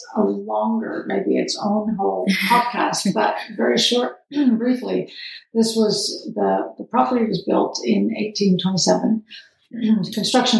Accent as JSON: {"language": "English", "town": "Camden", "region": "Maine", "country": "United States", "tie": "born or raised there", "also_born_or_lived": "Connecticut / Montana / California / New Zealand", "moved": "as an adult", "lives_now": "Ellsworth, United States", "said": "I am originally from Camden. Actually, I was born at the Coast Guard Academy in Connecticut, but my dad was stationed in Rockland. And so I grew up in Camden, went to school in Camden, graduated"}